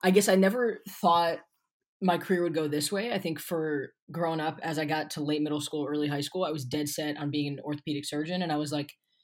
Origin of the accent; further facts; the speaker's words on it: Pennsylvania, United States; also born or lived in Baltimore, Maryland; So I was actually born in Baltimore, moved up to Pennsylvania when I was 4 or 5. So I've been in PA most of my life